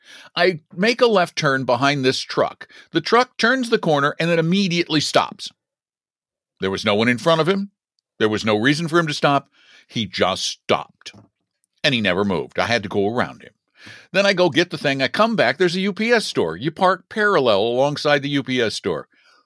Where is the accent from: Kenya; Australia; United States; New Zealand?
United States; Boulder, Colorado; I am, but not from Denver. I'm from Boulder